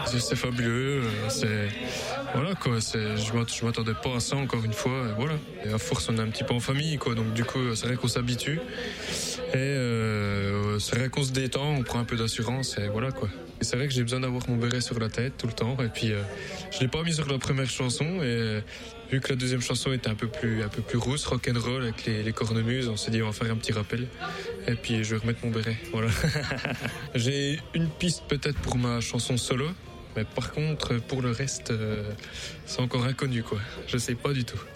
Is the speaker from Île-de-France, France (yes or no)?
no; Bourgogne-Franche-Comté, France; Chez moi, en Franche-Comté